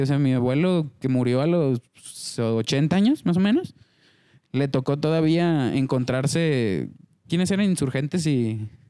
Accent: Mexico; cómo somos como mexicanos

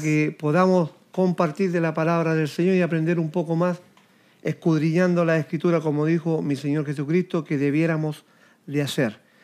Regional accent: Chile

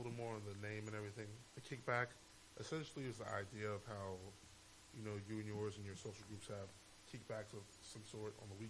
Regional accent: New York, United States; now in Atlanta, United States; form of my government, as they put out there. Yeah, man, I'm from New York originally. I've been living in Atlanta for the majority of my life.

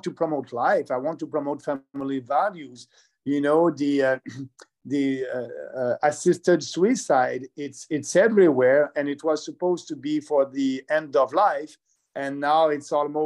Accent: Quebec, Canada; I'm from Quebec

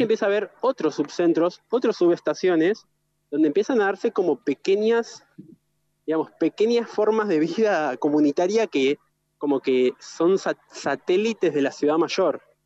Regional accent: Gualeguaychú, Entre Ríos, Argentina; soy de Gualeguaychú también, como, como Mati, como Cami

